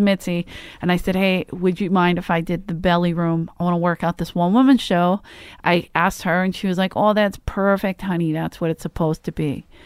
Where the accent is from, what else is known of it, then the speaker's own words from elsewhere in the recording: Philadelphia, Pennsylvania, United States; moved away; I'm from Philly